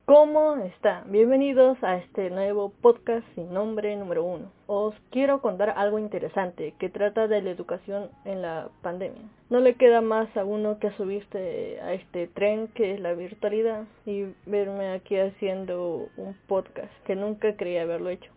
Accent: Peru; soy de Perú

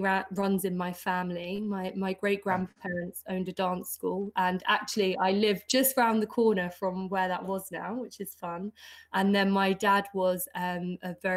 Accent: United Kingdom; also born or lived in Belfast; I grew up just south of London in suburbia

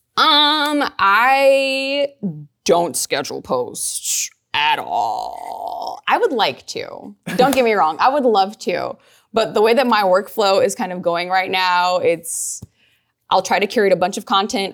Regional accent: New Orleans, Louisiana, United States; I'm from New Orleans. I'm from the West Bank of New Orleans

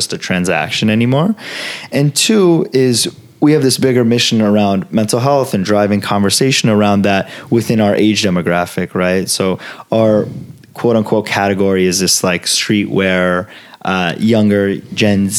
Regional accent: Los Angeles, California, United States; first language Italian and Farsi; English is a second language; also born or lived in Florence, Italy; growing up in LA, growing up around Fairfax

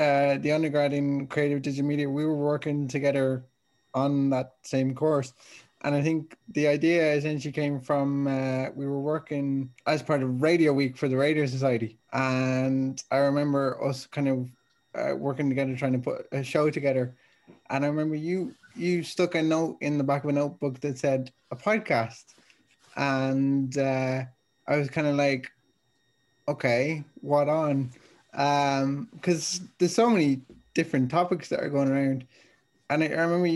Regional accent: Dublin, Leinster, Ireland; I'm from Dublin.

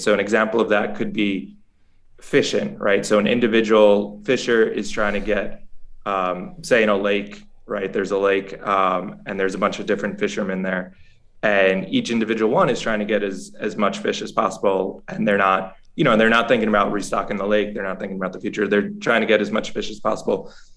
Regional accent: New York, United States; moved away as an adult; now in El Salvador; I'm originally from New York. I've been down here in El Salvador since August

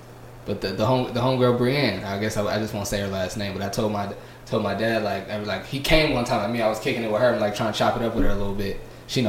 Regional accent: New Orleans, Louisiana, United States; Nah, but I'm from the South.

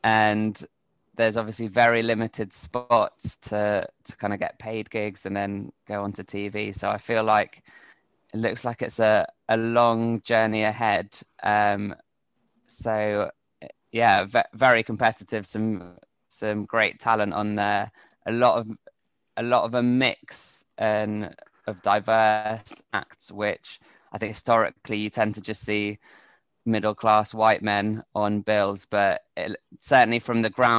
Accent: England, United Kingdom; now in Spain; as an Englishman in Spain, which I think I could probably write quite a lot about.

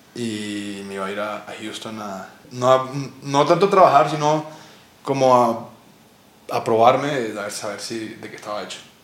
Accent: Colombia; moved away as an adult; also born or lived in Barcelona; tantas cosas lindas que tenemos en este país

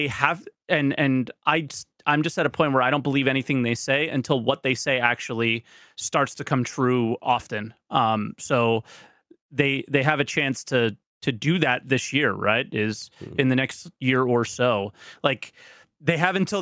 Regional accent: United States; I'm American

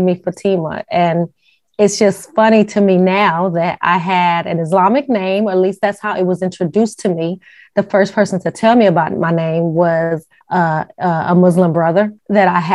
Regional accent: Las Vegas, Nevada, United States; now in Ohio, United States; I'm actually from Las Vegas, Nevada.

